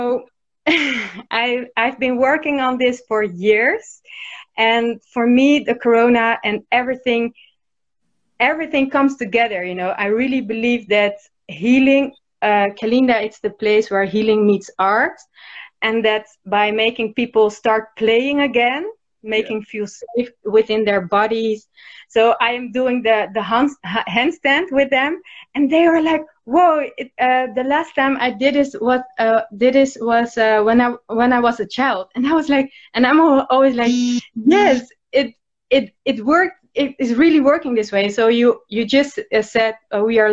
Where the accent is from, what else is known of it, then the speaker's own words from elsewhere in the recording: Rotterdam, South Holland, Netherlands; I'm from Rotterdam, Holland.